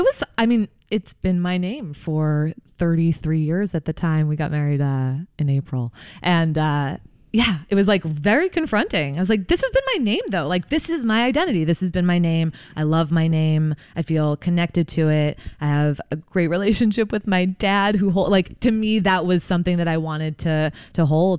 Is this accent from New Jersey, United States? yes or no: yes; New Jersey, United States; I'm from New Jersey originally, uh, grew up there.